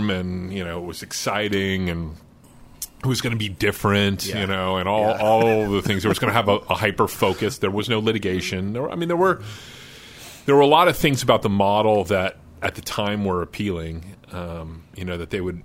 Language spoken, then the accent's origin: English; San Francisco, California, United States; I came back to the Silicon Valley, which was home. I'm from San Francisco